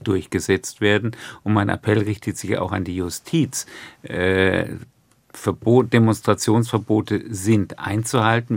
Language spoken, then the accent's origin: German; Würzburg, Bavaria, Germany; also born or lived in Haifa, Israel; Ich bin in Haifa geboren und im Alter von zweieinhalb Jahren nach Deutschland gekommen. Also die, Eigen die Erinnerung, die kindliche Erinnerung beginnt in Würzburg